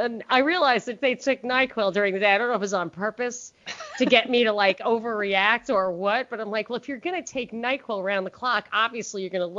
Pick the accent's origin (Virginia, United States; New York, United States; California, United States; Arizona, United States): New York, United States; New York City; which as a New Yorker, I didn't even have a car. Like, we don't drink and drive in New York at all.